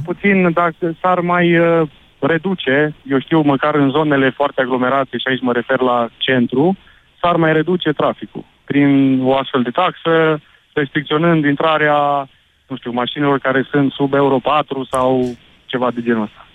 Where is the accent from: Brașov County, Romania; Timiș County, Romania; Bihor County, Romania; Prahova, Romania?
Timiș County, Romania; Timișoara; sunt din Timișoara.